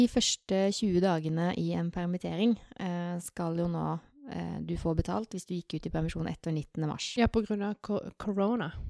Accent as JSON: {"language": "Norwegian", "region": "Agder", "country": "Norway", "tie": "born or raised there", "said": "Ja, igjen så er jo jeg Eh, født og oppvokst på Sørlandet."}